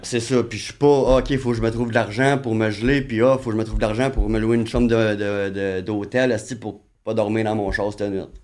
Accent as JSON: {"language": "French", "town": "Saint-Colomban", "region": "Quebec", "country": "Canada", "tie": "born or raised there", "said": "je viens de, de, de, de Saint-Colomban"}